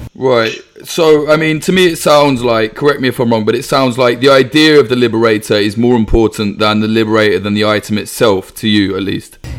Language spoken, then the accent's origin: English; United Kingdom; a Brit